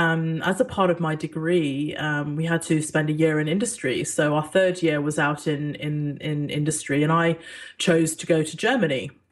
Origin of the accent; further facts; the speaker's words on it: Singapore; born there; when I was born in Singapore to an expat British father and a Singaporean mum, I grew up all over the world